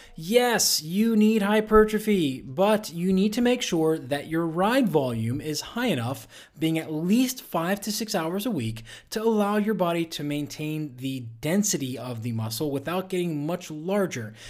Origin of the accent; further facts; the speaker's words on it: Pittsburgh, Pennsylvania, United States; my hometown, Pittsburgh Steelers